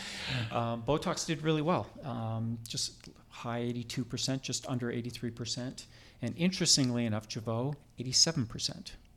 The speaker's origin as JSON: {"language": "English", "country": "Canada", "tie": "born or raised there", "also_born_or_lived": "Toronto, Canada / Vancouver, Canada", "moved": "as an adult", "lives_now": "United States", "said": "I am Canadian born. I, I trained in Toronto, medical school in Toronto, and then practiced in Vancouver, British Columbia for twenty years"}